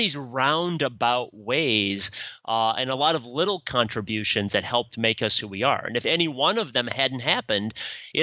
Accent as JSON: {"language": "English", "town": "Sioux Falls", "region": "South Dakota", "country": "United States", "tie": "born or raised there", "said": "my hometown of Sioux Falls, South Dakota"}